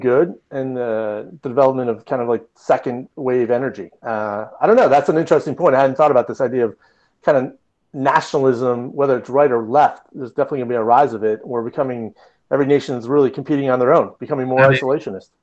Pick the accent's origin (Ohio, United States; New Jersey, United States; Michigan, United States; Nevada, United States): Michigan, United States; moved away; also born or lived in Southern California; growing up in Michigan